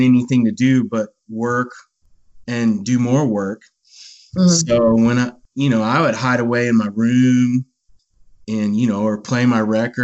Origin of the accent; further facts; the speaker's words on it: Bandera, Texas, United States; I was a little kid, and I grew up in Bandera, Texas